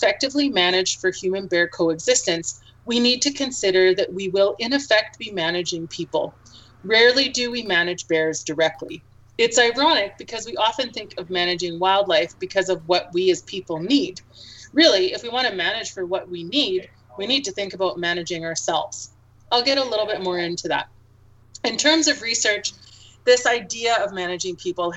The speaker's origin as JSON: {"language": "English", "region": "Alberta", "country": "Canada", "tie": "born or raised there", "said": "I grew up in Alberta, and I spent my childhood recreating in Alberta's parks."}